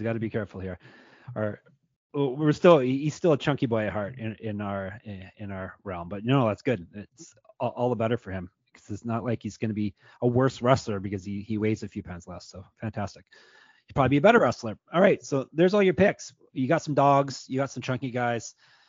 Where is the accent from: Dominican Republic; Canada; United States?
Canada; I see I'm Canadian. I don't know all the cities in Georgia